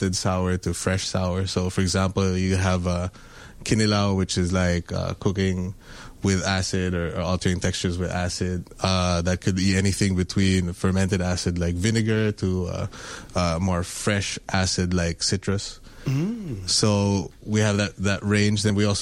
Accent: Philippines; I'm Filipino that grew up in the Philippines.

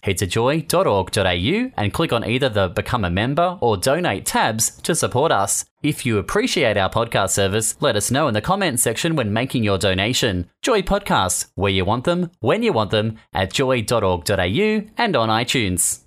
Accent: Australia; growing up in the country, I'm not, I wasn't born and bred in Sydney

